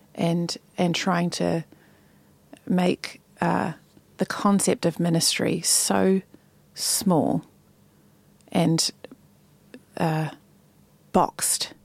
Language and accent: English; New Zealand; moved away as an adult; also born or lived in Sydney, Australia / United States; when I think about growing up in New Zealand, I am so grateful